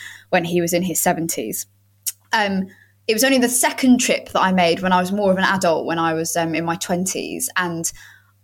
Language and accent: English; London, United Kingdom; moved away as an adult; now in Ramsgate, United Kingdom; I grew up in East London